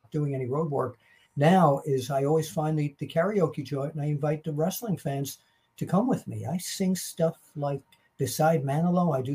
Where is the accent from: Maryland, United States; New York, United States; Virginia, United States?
New York, United States; I'm a New Yorker.